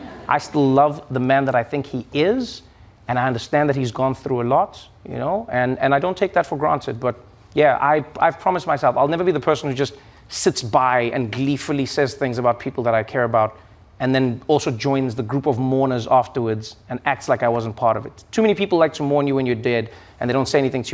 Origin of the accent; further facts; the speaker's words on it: South Africa; moved away as an adult; now in United States; when I grew up in South Africa